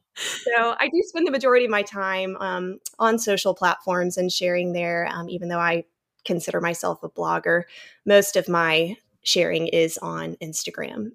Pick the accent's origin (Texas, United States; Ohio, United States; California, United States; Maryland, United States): Texas, United States; moved away as an adult; now in North Palm Beach, United States; I grew up in Texas and married a Florida guy